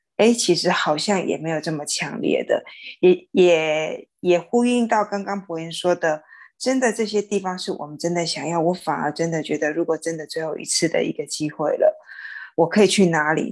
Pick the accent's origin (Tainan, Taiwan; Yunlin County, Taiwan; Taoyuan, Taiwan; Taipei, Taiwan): Tainan, Taiwan; Xinhua; moved away; 回到我新化的家乡